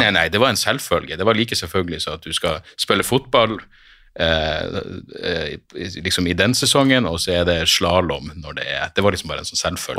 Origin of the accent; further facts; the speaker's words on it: Narvik, Nordland, Norway; moved away; Jeg har jo litt sånn halvanstrengt forhold til hjembyen min